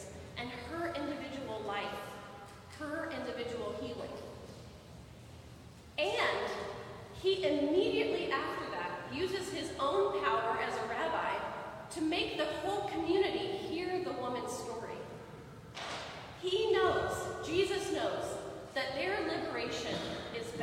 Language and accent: English; Midwest, United States; I'm from the Midwest. I grew up fishing, actually.